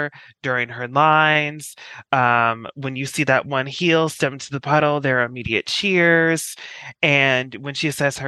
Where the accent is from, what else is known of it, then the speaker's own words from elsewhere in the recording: Colorado, United States; moved away; I'm from Colorado where it actually starts to snow on Halloween